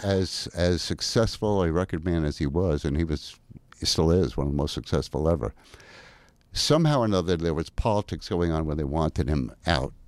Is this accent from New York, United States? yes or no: yes; New York City, New York, United States; I'm from Brooklyn, New York